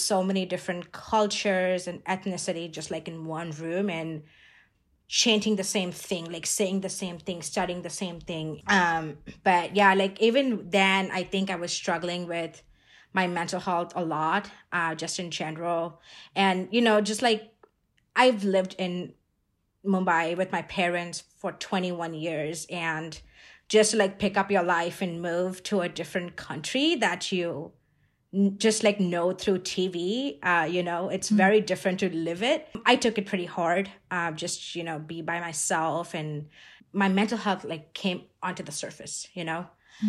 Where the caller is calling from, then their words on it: Boise, Idaho, United States; And I'm calling in from Boise, Idaho, if people don't know where that is from.